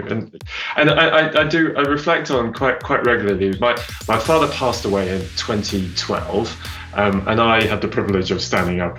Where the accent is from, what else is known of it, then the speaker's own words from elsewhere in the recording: Southern Province, Zambia; born there; I was born in in actually quite a remote part of southern Zambia